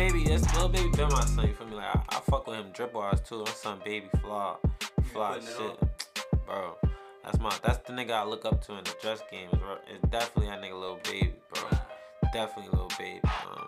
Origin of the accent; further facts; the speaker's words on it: New York, United States; He from New York, I'm from New York